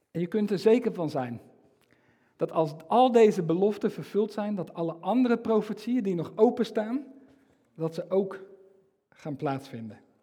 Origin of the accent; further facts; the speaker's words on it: Netherlands; ik als, als Nederlander